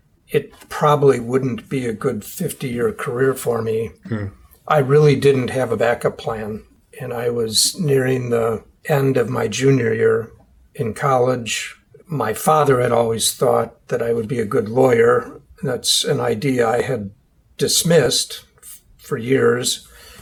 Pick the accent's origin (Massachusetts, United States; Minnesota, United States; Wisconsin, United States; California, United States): Wisconsin, United States; Milwaukee; my hometown, which was Milwaukee, Wisconsin at the time